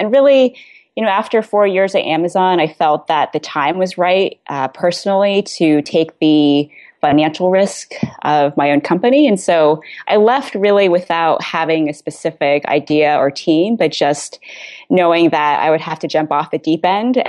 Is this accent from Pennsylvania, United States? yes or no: no; Vienna, Virginia, United States; I'm originally from Vienna, Virginia.